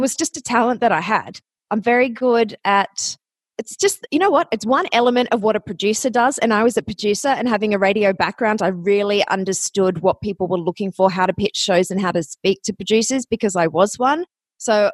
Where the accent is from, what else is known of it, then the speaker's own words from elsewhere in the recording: Australia; moved away as an adult; also born or lived in Athens, Ohio, United States; you might notice my accent. I am from Australia, but I went to college in Ohio.